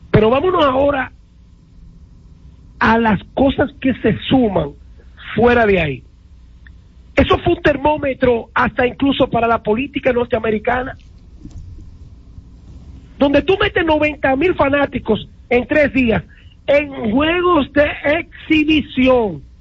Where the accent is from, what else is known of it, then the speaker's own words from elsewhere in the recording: Dominican Republic; now in New York, United States; Los dominicanos no solamente somos los que vinimos a vivir aquí.